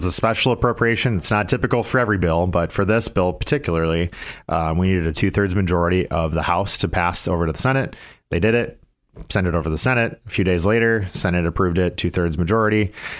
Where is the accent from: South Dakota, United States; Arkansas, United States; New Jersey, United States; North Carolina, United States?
South Dakota, United States; Corsica; moved away; back in my hometown of Corsica.